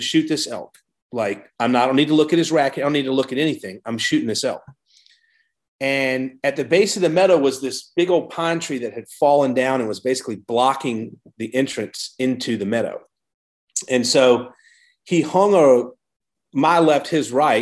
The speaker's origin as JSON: {"language": "English", "town": "Savannah", "region": "Georgia", "country": "United States", "tie": "born or raised there", "also_born_or_lived": "New York City / Mill Creek, Washington", "moved": "as an adult", "said": "I grew up in Savannah, Georgia"}